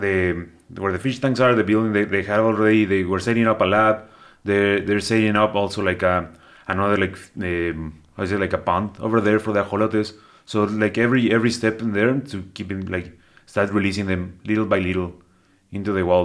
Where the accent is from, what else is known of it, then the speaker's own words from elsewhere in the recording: Cuautitlán Izcalli, State of Mexico, Mexico; moved away; I was born in Mexico City and grew up in the, in, like, the metropolitan area, not Mexico City proper, but I grew up around there in a little town. Well, it's, it's been bigger right now, but it's, uh, Cuautitlán Izcalli, that's what it's called.